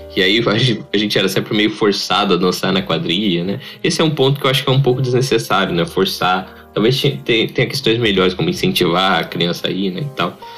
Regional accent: interior of São Paulo, Brazil; Nós somos caipiras mesmo. A gente veio do interior de São Paulo

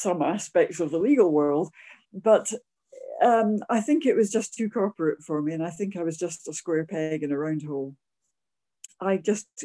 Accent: near Edinburgh, Scotland, United Kingdom; I am obviously a Scot, so I grew up near Edinburgh.

